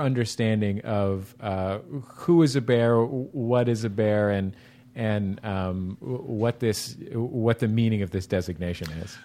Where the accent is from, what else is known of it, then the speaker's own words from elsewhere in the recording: San Francisco, California, United States; now in Los Angeles, United States; I was born and raised in San Francisco